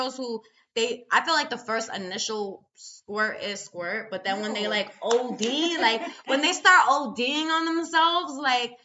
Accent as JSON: {"language": "English", "town": "New York City", "region": "New York", "country": "United States", "said": "I'm from New York City"}